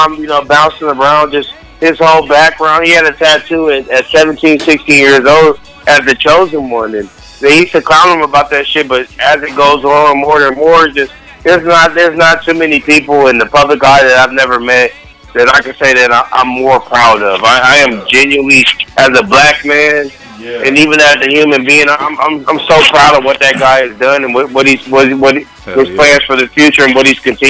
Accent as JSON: {"language": "English", "town": "Toledo", "region": "Ohio", "country": "United States", "said": "I'm from Toledo, Ohio, so I know that shit hit different when you from those little small areas in Ohio"}